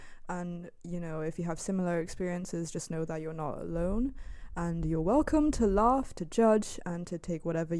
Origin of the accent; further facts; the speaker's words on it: Shanghai, China; I'm from Shanghai, China.